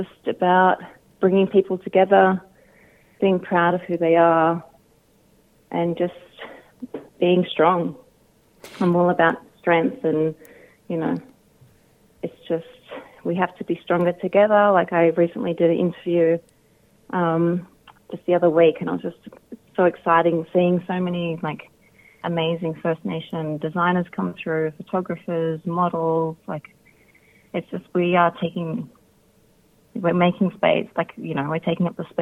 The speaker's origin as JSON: {"language": "English", "town": "Sydney", "region": "New South Wales", "country": "Australia", "moved": "yes", "said": "I'm originally from Sydney"}